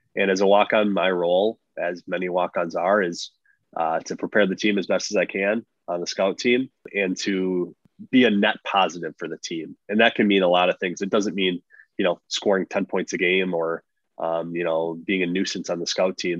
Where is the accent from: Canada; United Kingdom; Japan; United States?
United States; Wisconsin; I'm a kid from Wisconsin